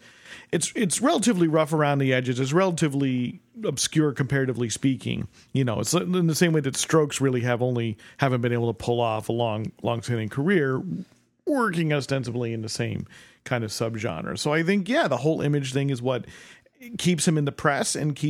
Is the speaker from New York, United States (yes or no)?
no; New Jersey, United States; now in Chicago, United States; I'm from New Jersey. I moved to Chicago.